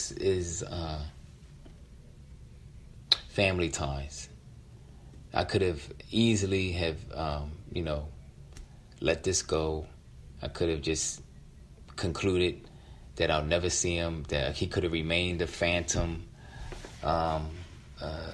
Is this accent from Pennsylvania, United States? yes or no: yes; Philadelphia, Pennsylvania, United States; my youngest sister, Treva, with whom I grew up in, who I grew up with in West Philadelphia